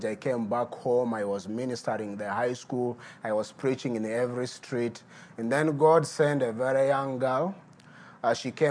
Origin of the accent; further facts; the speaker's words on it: Midigo, Uganda; I'm a native from Midigo. Midigo is a small town bordering Sudan and Congo.